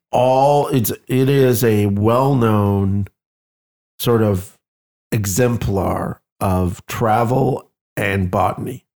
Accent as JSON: {"language": "English", "country": "Canada", "moved": "yes", "said": "near where I came from Canada, there's a little village called Ashton"}